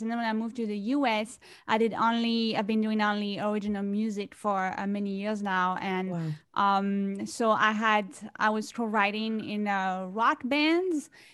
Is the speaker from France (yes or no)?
yes; France; now in New York City, United States; I am originally from France. I grew up in France and I've been living in New York City for many, many years.